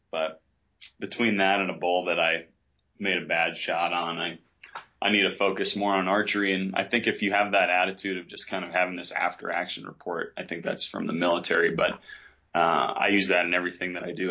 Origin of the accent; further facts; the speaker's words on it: New York, United States; moved away as an adult; now in western Colorado, United States; I grew up in New York